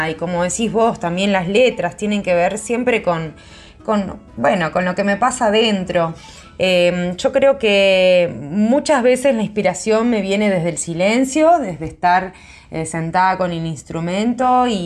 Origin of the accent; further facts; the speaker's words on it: Buenos Aires, Argentina; como que también yo siendo porteña, ¿no? Porque yo soy nacida acá en Buenos Aires, en Capital.